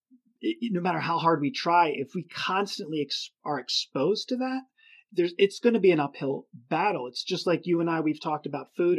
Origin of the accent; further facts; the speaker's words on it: Philadelphia, Pennsylvania, United States; I come from Philadelphia area